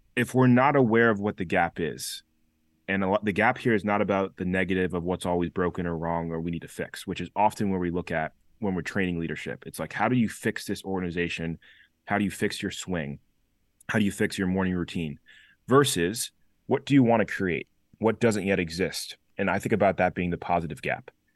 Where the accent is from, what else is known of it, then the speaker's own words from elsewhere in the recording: Chester, Connecticut, United States; also born or lived in New Haven, Connecticut; was raised, born and raised in Chester, Connecticut